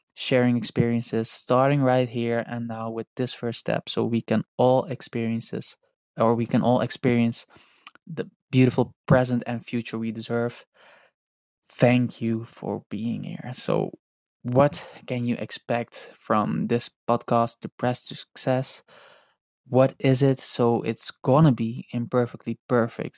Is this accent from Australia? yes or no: no; Netherlands; English is a second language; I am not an English native speaker. I am Dutch and partly Indonesian